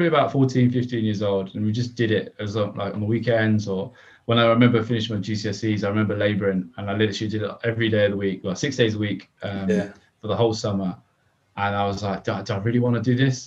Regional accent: Croydon, London, United Kingdom; now in Loughborough, United Kingdom; I'm 34, so I grew up in Croydon in South London

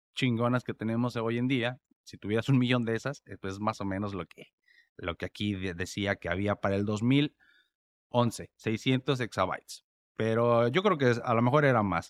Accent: Mexico; now in United States; yo vivo en Estados Unidos y soy mexicano

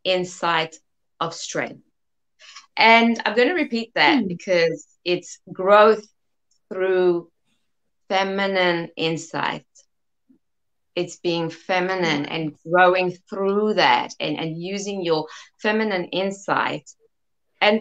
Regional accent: South Africa; accent: South African; I was born in South Africa, hence the South African accent.

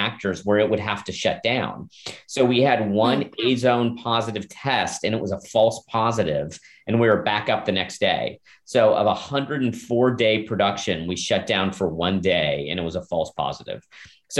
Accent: Manhattan Beach, California, United States; I grew up in Manhattan Beach

